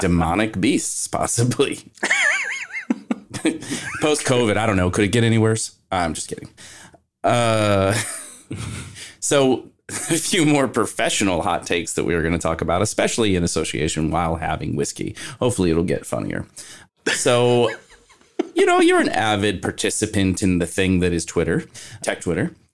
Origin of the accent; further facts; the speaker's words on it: Kentucky, United States; moved away; I'm actually from Kentucky